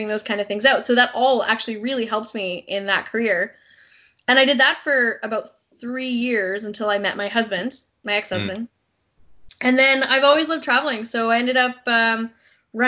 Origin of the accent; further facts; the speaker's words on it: Vancouver Island, British Columbia, Canada; moved away as an adult; also born or lived in England / Japan / Ontario; I'm from Vancouver Island